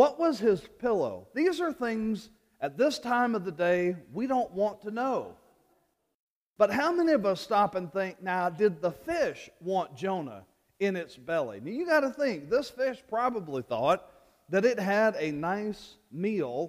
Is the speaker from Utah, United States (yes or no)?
no; Louisiana, United States; moved away; my home state of Louisiana